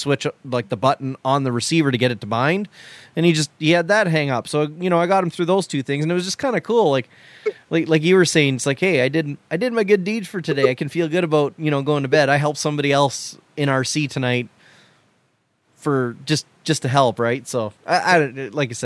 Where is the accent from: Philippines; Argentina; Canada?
Canada; I'm Canadian